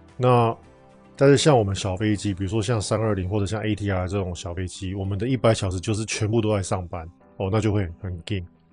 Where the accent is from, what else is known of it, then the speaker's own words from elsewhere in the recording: Taiwan; 我们台湾人